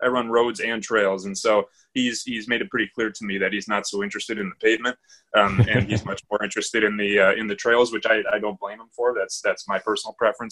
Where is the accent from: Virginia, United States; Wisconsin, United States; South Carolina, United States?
Wisconsin, United States; I'm born and raised in Wisconsin, so we're Midwestern people.